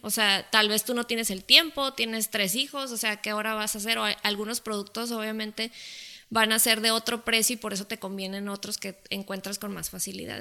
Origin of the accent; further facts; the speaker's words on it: Mexico; nosotros como cultura mexicana